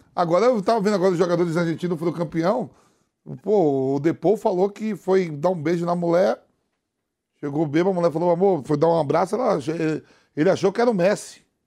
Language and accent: Portuguese; Bahia, Brazil; meu conterrâneo da Bahia